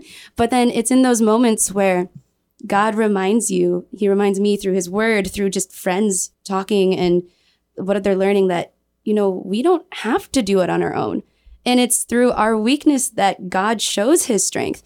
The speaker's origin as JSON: {"language": "English", "region": "Michigan", "country": "United States", "moved": "yes", "lives_now": "Guam", "said": "I'm from Michigan"}